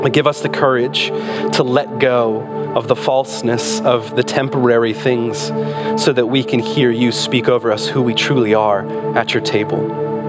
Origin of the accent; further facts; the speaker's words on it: Michigan, United States; moved away; when we were little growing up in Michigan